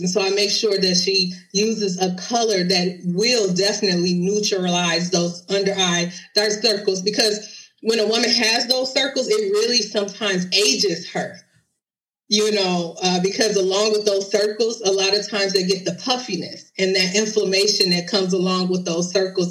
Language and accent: English; Detroit, Michigan, United States; I originally started doing uh, makeup events in my city. I'm from Detroit